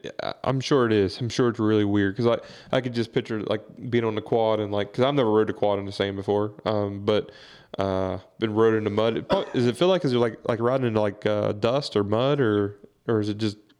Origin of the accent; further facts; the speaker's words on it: West Virginia, United States; because we're from West Virginia too